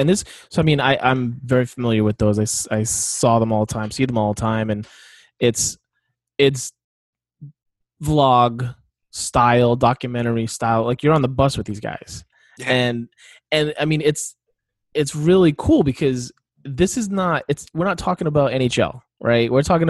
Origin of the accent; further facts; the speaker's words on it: Northeast, United States; I grew up in the Northeast. Hockey was around Bruins and the Beanpot